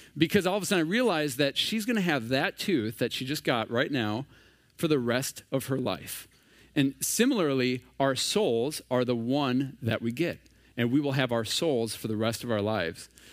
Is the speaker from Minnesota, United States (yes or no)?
yes; Minnesota, United States; moved away as an adult; now in San Diego, United States; We are originally from Minnesota